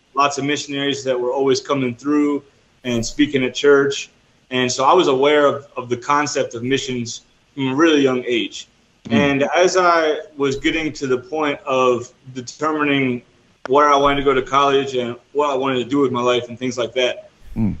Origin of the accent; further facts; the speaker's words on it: New Jersey, United States; moved away as an adult; also born or lived in Florida; now in El Salvador; I'm originally from New Jersey, and I mm. studied mm at Southeastern University in Florida. So I lived in Florida for five years as well.